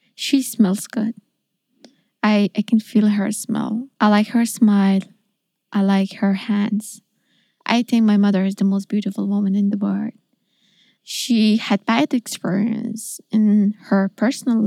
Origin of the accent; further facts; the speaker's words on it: Afghanistan; English is a second language; moved away as an adult; I'm a journalist from Afghanistan, and in August of last year, I left